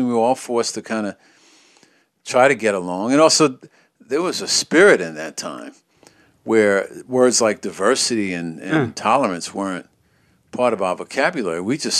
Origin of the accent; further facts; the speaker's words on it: New York City, New York, United States; It was the overriding feeling I had as a child growing up in New York was that even though it was hard and it was vicious and it was a tough city, there was an undercurrent of kindness in most New Yorkers that you came across